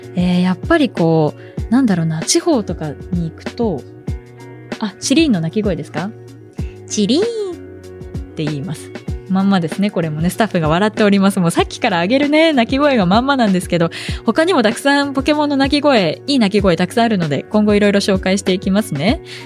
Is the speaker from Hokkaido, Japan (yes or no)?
no; Kiryu, Gunma, Japan; now in Tokyo, Japan; 出身地なんですが群馬県の桐生市というところです